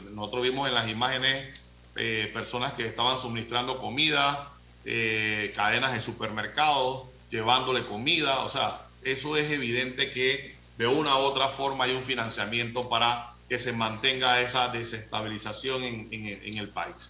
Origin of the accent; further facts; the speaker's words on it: Panama; como panameños